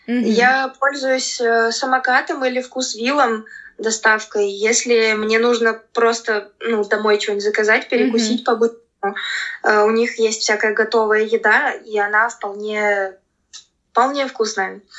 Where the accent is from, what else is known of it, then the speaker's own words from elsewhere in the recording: Saint Petersburg, Russia; я родилась {S1} в Петербурге и а. э, всю жизнь в нем прожила.